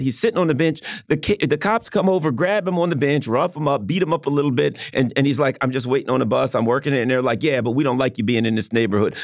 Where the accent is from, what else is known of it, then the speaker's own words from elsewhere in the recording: just outside of Baltimore, Maryland, United States; I grew up just outside of Baltimore. I was in the suburbs